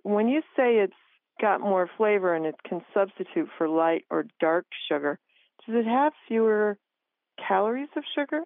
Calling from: Crown Point, Indiana, United States; I'm calling from Crown Point, Indiana, which is near Chicago.

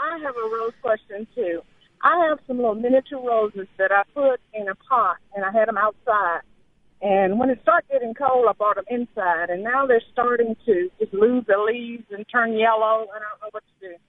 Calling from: Como, Mississippi, United States; Como, Mississippi.

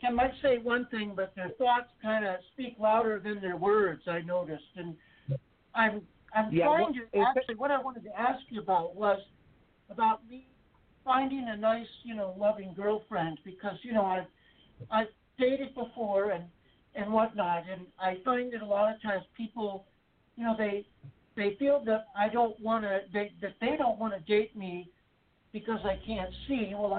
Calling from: Texas, United States; I'm calling from Texas.

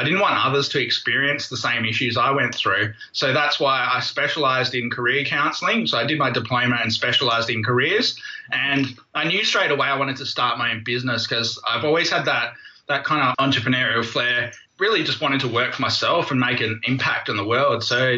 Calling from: Perth, Western Australia, Australia; I'm in Perth, Western Australia.

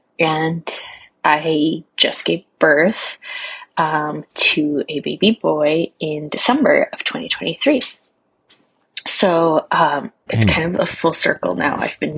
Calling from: Pacific Northwest, United States; I'm calling from the Pacific Northwest.

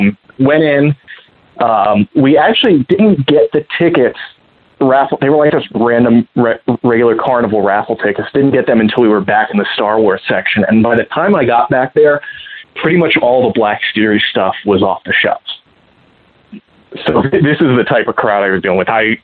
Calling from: Columbus, Ohio, United States; from Columbus, Ohio, snuggling with a giant pork.

